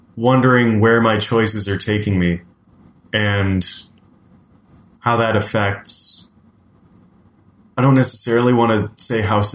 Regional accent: Belleville, Ontario, Canada; moved away as an adult; also born or lived in Ottawa / Calgary; I'm from Eastern Ontario, born and raised in Belleville, lived in Ottawa

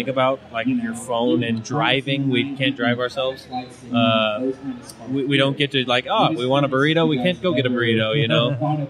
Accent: Martinez, California, United States; I'm from the San Francisco Bay Area, Martinez, California.

